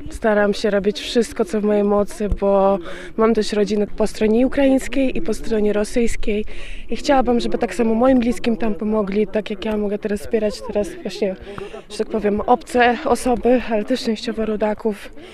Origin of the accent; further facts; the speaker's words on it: Donetsk, Rostov Oblast, Russia; Polish is a second language; now in Poland; Ja pochodzę z rosyjskiego Doniecka, żeby powiedzieć, z Rostowskiej oblasti